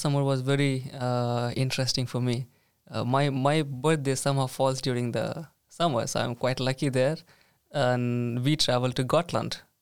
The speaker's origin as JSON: {"language": "English", "country": "India", "moved": "as an adult", "lives_now": "Sweden", "said": "I come from India"}